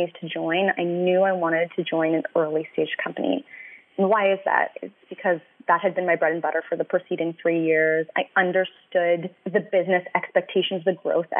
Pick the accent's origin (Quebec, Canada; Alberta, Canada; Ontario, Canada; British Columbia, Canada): British Columbia, Canada; Vancouver; moved away as an adult; also born or lived in Gitxsan Nation, northern British Columbia; now in Toronto, Canada; I'm originally from out west. I'm from Vancouver.